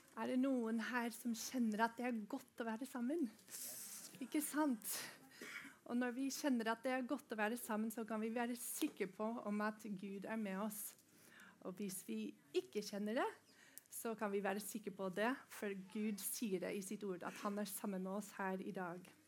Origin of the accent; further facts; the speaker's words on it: Norway; vi i Norge, vi får lov til å gå på skole